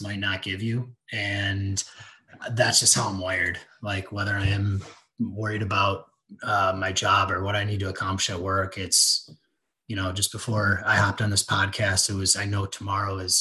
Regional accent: West Michigan, United States; And I grew up in West Michigan. I went to Rockford High School

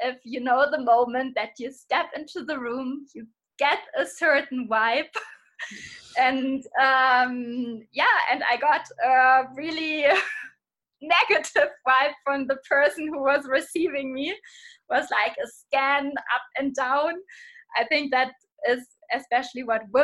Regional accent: Hamburg, Germany; I'm from Hamburg, from Germany

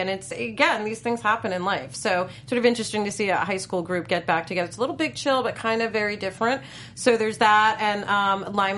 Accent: New York City, New York, United States; New York City, which is my hometown

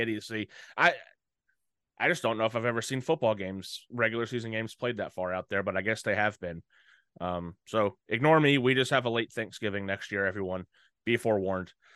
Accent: North Carolina, United States; we're both from North Carolina

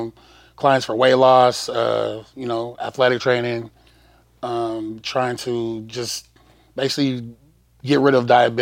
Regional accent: Phoenix, Arizona, United States; I'm from Phoenix, Arizona.

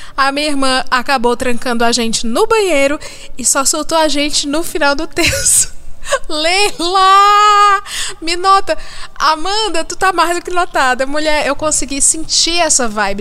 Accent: Ceará, Brazil; moved away; Eu sou do estado do Ceará

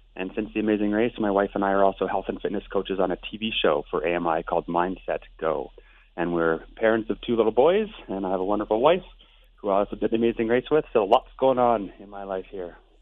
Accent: Lethbridge, Alberta, Canada; I'm from Lethbridge, Alberta

